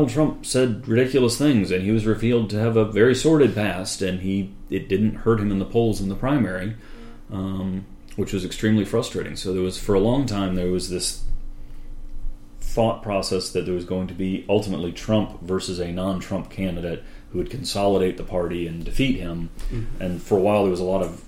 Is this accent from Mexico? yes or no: no; Durham, North Carolina, United States; I grew up in Durham, North Carolina